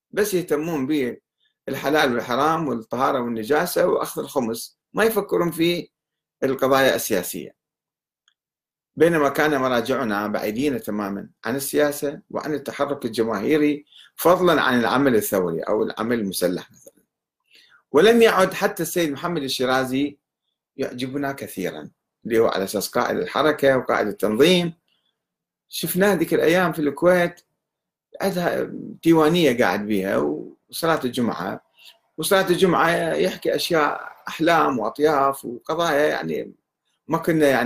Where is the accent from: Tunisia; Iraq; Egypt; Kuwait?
Iraq; اذا راح نقول احنا عراقيين ما راح يتعاملوا معنا او راح يسلمونا للعراق